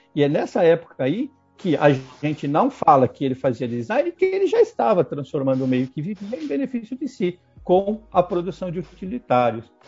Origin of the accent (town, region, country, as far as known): Brazil